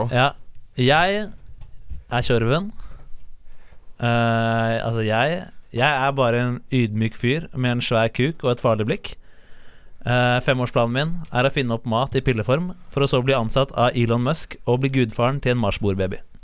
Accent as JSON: {"language": "Norwegian", "region": "Oslo", "country": "Norway", "said": "Jeg er fra Oslo"}